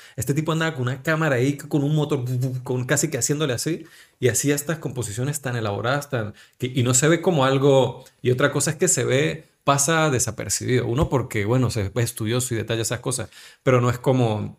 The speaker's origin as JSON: {"language": "Spanish", "region": "Táchira", "country": "Venezuela", "moved": "as an adult", "lives_now": "Spain", "said": "nosotros que somos gochos, somos de Táchira"}